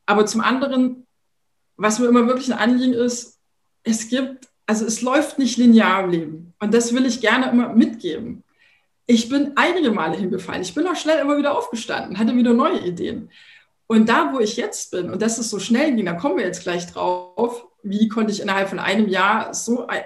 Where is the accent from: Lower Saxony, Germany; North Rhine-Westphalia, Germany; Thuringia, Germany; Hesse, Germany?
Thuringia, Germany; now in Berlin, Germany; Ich komme ja ursprünglich aus Thüringen, bin jetzt seit, das muss ich mal kurz rechnen, 26 Jahren in Berlin und bin da sehr behütet aufgewachsen